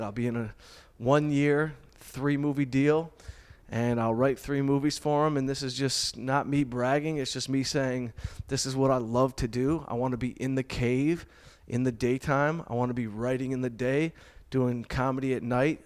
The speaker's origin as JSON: {"language": "English", "town": "Detroit", "region": "Michigan", "country": "United States", "said": "I'm from Detroit."}